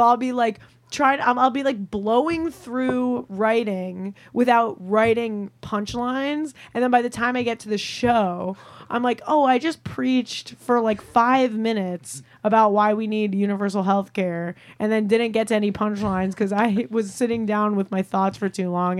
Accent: Long Island, New York, United States; moved away as an adult; also born or lived in Chicago; I'm from Long Island originally. I'm mm-hmm. a Long Island Jew, and then I went to school. I went to college in Chicago, and then I just lived there for eight years

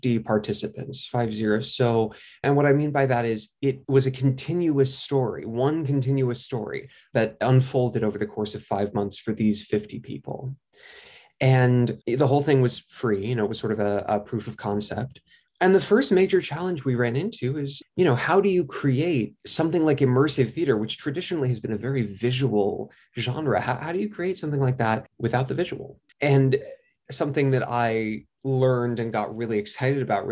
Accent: New York, United States; I grew up in New York, so I was very fortunate to have the exposure to theater that I did.

